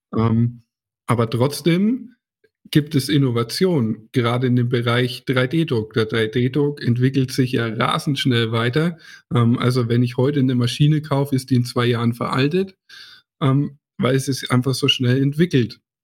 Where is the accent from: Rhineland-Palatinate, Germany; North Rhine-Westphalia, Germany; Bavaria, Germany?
Bavaria, Germany; Hersbruck; ist ja auch meine Heimat hier